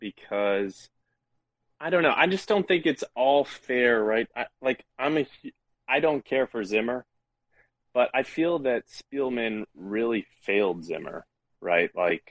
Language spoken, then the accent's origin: English; St. Louis, Missouri, United States; So let me tell you, I'm from St. Louis.